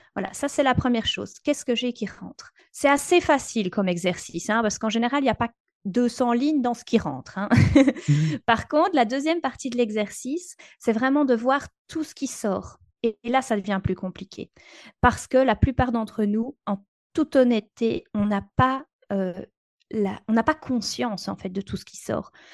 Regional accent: Belgium; chez nous en Belgique

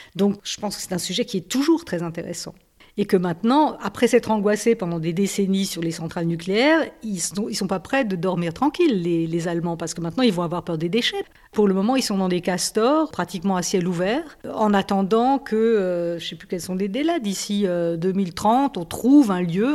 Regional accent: Alsace, Grand Est, France; now in Germany; Je viens d'Alsace, il y a une centrale dans ma région

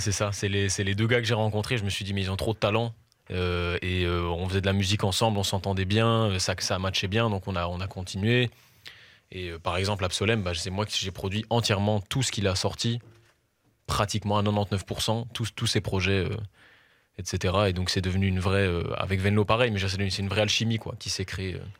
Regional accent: Brussels, Brussels-Capital Region, Belgium; je suis un chanteur, auteur, compositeur, interprète. Euh, je fais de la musique pop et je viens de Bruxelles

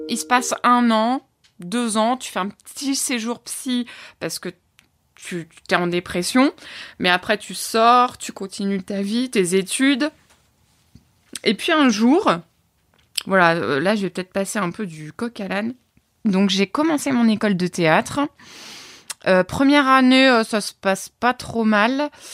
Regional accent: Orne, Normandy, France; je viens de Normandie, dans l'Orne, en pleine campagne

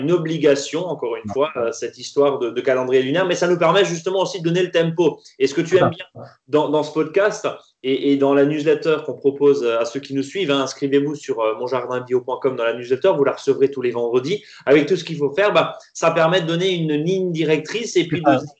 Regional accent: Grand Est, France; chez nous en Alsace, hein

